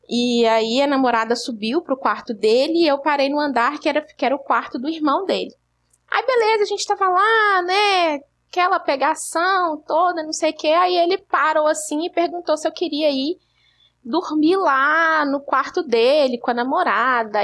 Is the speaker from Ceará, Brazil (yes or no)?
no; Belo Horizonte, Minas Gerais, Brazil; eu sou de BH